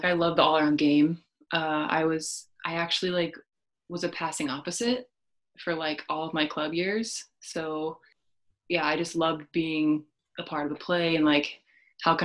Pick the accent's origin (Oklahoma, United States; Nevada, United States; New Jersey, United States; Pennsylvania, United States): Oklahoma, United States; McAlester; I grew up in McAllister, Oklahoma, super small town